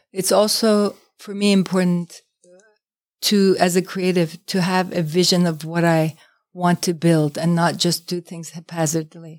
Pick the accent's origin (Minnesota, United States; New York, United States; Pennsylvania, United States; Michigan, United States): New York, United States; New York City; moved away as an adult; as a New Yorker